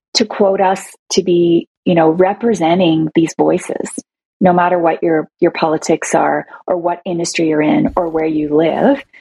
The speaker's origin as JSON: {"language": "English", "town": "Toronto", "region": "Ontario", "country": "Canada", "said": "I'm from Toronto"}